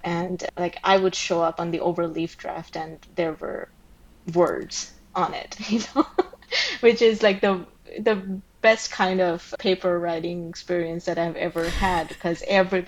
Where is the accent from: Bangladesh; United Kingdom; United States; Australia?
Bangladesh; moved away as an adult; I grew up in Bangladesh and we didn't have like pools and stuff, so I never really swam